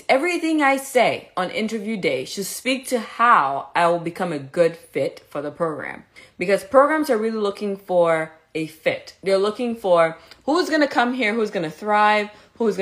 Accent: Cameroon; moved away as an adult; also born or lived in Mexico; now in Chicago, United States; I was born in Cameroon, I was raised in Cameroon, I went to Caribbean Medical School

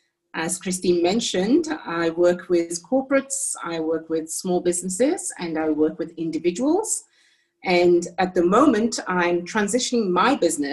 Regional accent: Jamaica; also born or lived in United Kingdom / France; now in South Africa; So I'm actually British and my parents are Jamaican. That's where I was born and raised. Then I lived in the UK, in France for 20 years, where I had my children, three boys, before moving to South Africa in 2001.

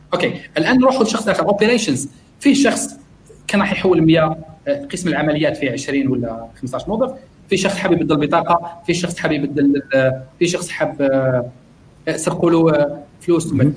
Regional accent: Algeria; now in Malaysia; عندنا في الجزائر

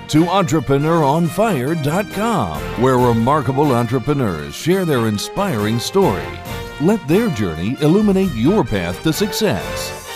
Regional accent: Dallas, Texas, United States; now in San Diego, United States; I grew up in Dallas, Texas

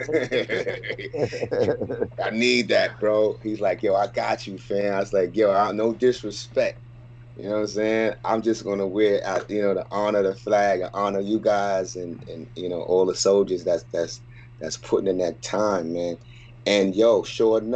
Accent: New York City, New York, United States; I'm a New Yorker

